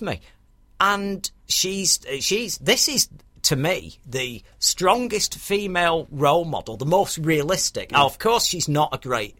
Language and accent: English; United Kingdom; I'm very proud about being a Brit